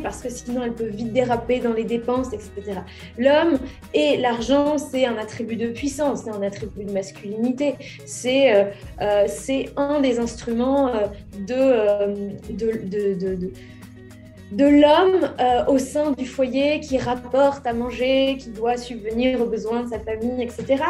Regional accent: Courcouronnes, Île-de-France, France; Je suis née à Courcouronne dans l'Essonne le 8 avril 1987.

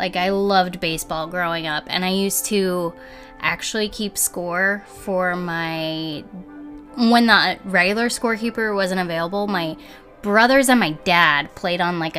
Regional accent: New Jersey, United States; born there; So I was born in New Jersey, so that means, like, the default is to like the teams in New York.

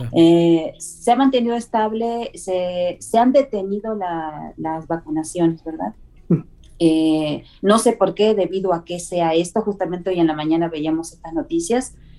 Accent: southern Argentina, Argentina; moved away; Vengo de Argentina, del sur de Argentina

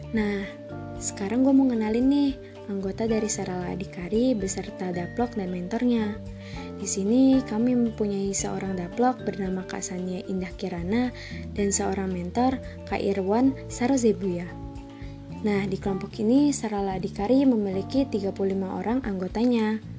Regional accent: Bandar Lampung, Lampung, Indonesia; Gua berasal dari Bandar Lampung

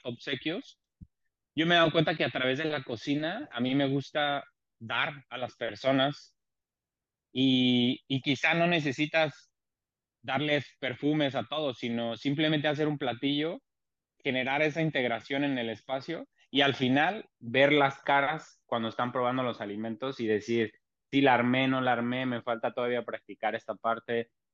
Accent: Mexico City, Mexico; moved away as an adult; now in Tijuana, Mexico; soy originario de la Ciudad de México, actualmente migrante y viviendo en Tijuana desde hace 23 años

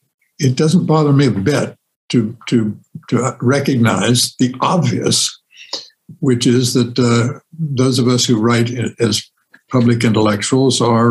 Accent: Champaign, Illinois, United States; growing up in Champaign, Illinois

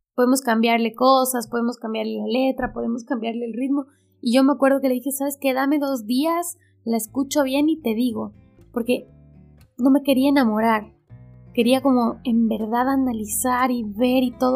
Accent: Ecuador; moved away as an adult; now in Buenos Aires, Argentina; Soy ecuatoriana.

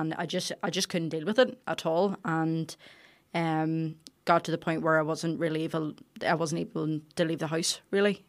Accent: Carryduff, Northern Ireland, United Kingdom; we're from Carried Off

